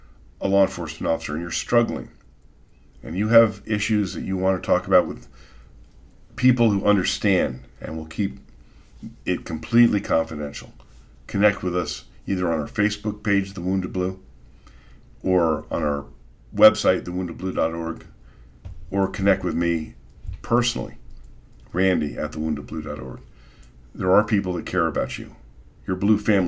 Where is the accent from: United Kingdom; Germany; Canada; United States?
United States; Las Vegas, Nevada; it happened in my hometown